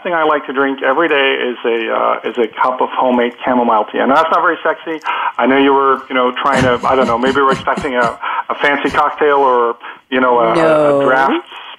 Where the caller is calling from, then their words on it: near Lisbon, Portugal; I'm calling in from near Lisbon, Portugal